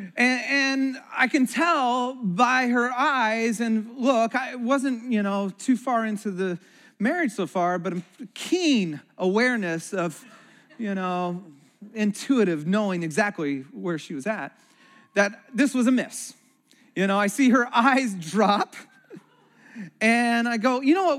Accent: Santa Cruz, California, United States; moved away; also born or lived in Chicago; We grew up in Santa Cruz.

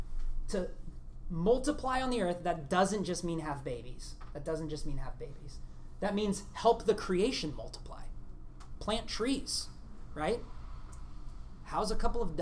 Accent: Portland, Oregon, United States; I'm from Portland

